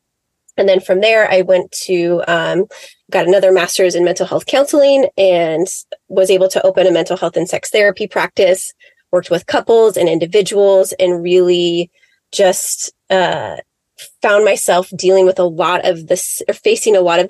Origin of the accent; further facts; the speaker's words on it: Seattle, Washington, United States; I grew up in Seattle, Washington, just about south of Seattle